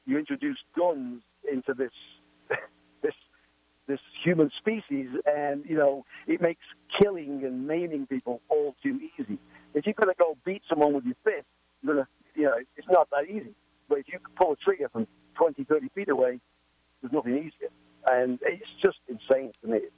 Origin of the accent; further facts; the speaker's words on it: the north of England, United Kingdom; moved away as an adult; now in Massachusetts, United States; I'm from Northern England